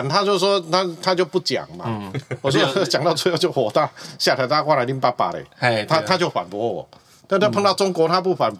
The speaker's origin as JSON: {"language": "Chinese", "region": "Kaohsiung", "country": "Taiwan", "tie": "born or raised there", "said": "没有没有没有，就是这个我回来自己的家乡选举嘛，哎，是很开心的一件事情了。"}